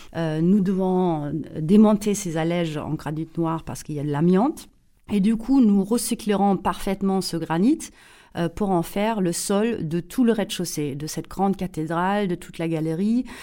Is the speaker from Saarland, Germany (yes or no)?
yes; Saarbrücken, Saarland, Germany; accent: German; French is a second language; moved away; also born or lived in Paris, France; je suis allemande, mais allemande euh, née près de la frontière franco-allemande, à Saarbrücken. Euh, la frontière avec la France était à 800 mètres euh, de notre maison familiale